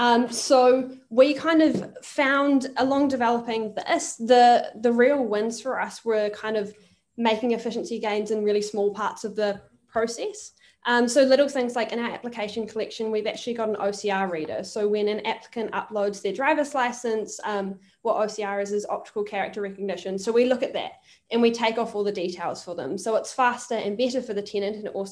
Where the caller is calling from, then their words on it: Auckland, New Zealand; I am joining from Auckland in New Zealand.